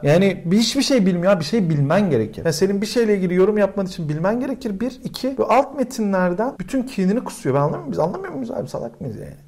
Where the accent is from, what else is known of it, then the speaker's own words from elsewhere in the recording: Turkey; moved away as an adult; now in Berlin, Germany; Türkiye'de doğup büyümüşüz